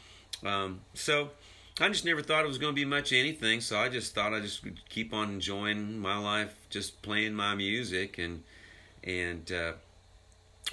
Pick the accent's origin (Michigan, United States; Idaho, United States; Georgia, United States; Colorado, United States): Idaho, United States; Boise; I moved to the big city of Boise, my hometown